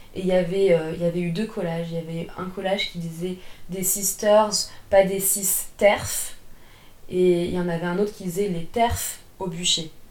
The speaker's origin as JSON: {"language": "French", "country": "France", "also_born_or_lived": "Paris region", "said": "je suis française, j'habite la région parisienne et je suis à moitié d'origine russe."}